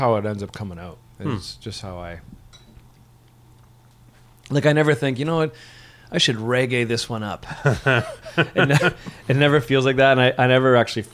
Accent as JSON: {"language": "English", "town": "St. Catharines", "region": "Ontario", "country": "Canada", "tie": "born or raised there", "also_born_or_lived": "Guelph", "said": "I was raised in St. Catharines"}